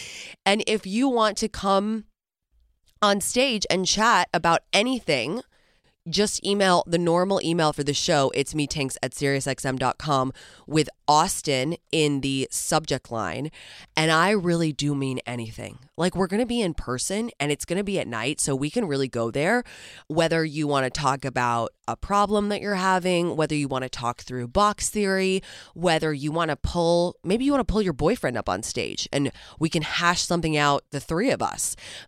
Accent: England, United Kingdom; now in New York, United States; I've been struck down with a lurgy, which is what we call an unidentifiable cold illness thingy in growing up in England.

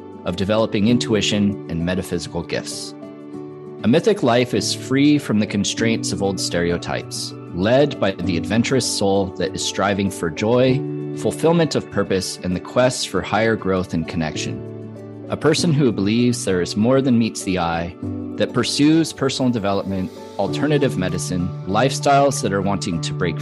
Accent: Santa Cruz, California, United States; also born or lived in Nevada City, California; now in Upstate New York, United States; I grew up in Santa Cruz, I was born in Nevada City, I'm living upstate New York

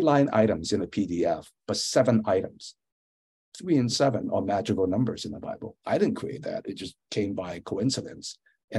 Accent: San Francisco, California, United States; also born or lived in Hong Kong; I grew up in San Francisco, went to Lowell High School, which is a famous public school, went to Berkeley.

